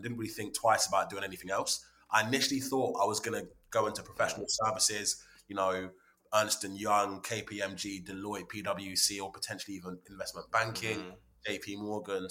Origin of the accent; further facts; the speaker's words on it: London, United Kingdom; also born or lived in Hertfordshire; now in Watford, United Kingdom; I was born in 91. I'm 30 years old. And then, just always lived in and around North London, then Hertfordshire